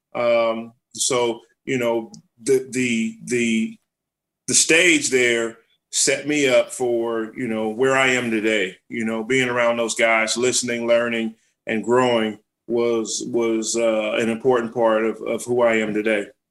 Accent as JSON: {"language": "English", "town": "Los Angeles", "region": "California", "country": "United States", "tie": "born or raised there", "said": "I was able to grow up there with my brother, my mother, uh, single parent home"}